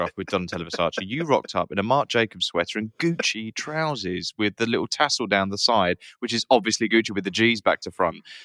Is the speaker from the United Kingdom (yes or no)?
yes; Romford, London, United Kingdom; I'm from Romford originally